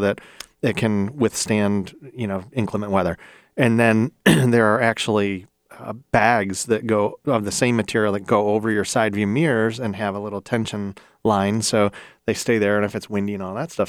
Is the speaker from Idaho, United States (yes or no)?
no; Ohio, United States; I'm from Ohio